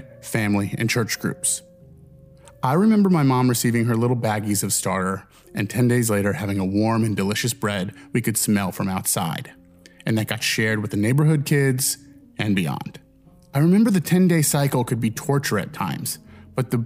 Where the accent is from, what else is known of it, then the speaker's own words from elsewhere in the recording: Midwest, United States; Growing up in the Midwest